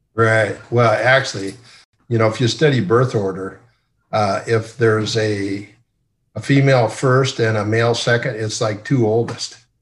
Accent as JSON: {"language": "English", "town": "Sioux Center", "region": "Iowa", "country": "United States", "tie": "born or raised there", "also_born_or_lived": "Columbus, Nebraska", "said": "I grew up in Sioux Center, Iowa."}